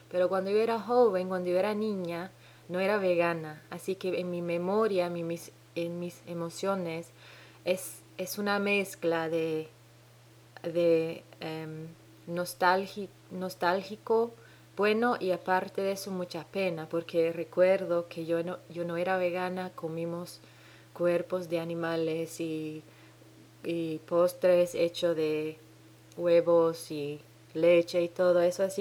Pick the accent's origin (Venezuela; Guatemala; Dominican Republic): Dominican Republic; now in New Zealand; Mi acento rarísimo, Hace 10 años que no oigo ningún dominicano hablar.